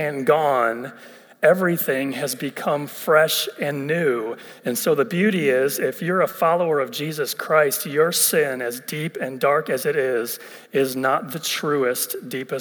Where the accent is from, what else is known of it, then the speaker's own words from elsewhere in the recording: Ohio, United States; moved away as an adult; also born or lived in West Virginia; I'm originally from Ohio